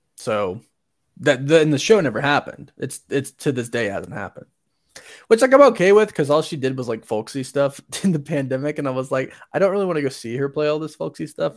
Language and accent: English; Orlando, Florida, United States; born or raised there; now in Utah, United States